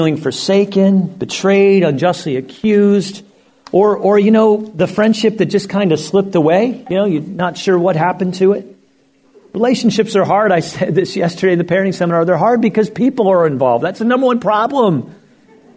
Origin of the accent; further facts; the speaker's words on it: Lancaster County, Pennsylvania, United States; now in Florida, United States; I grew up in Lancaster County, Pennsylvania